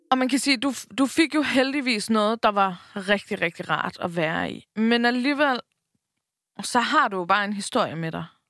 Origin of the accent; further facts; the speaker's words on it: Bornholm, Capital Region of Denmark, Denmark; moved away; also born or lived in Copenhagen; tog vi hjem til Bornholm, ikke? Jeg boede i København på det her tidspunkt, vi tog hjem til Bornholm